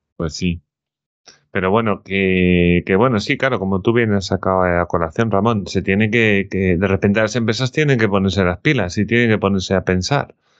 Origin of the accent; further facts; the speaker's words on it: Spain; como español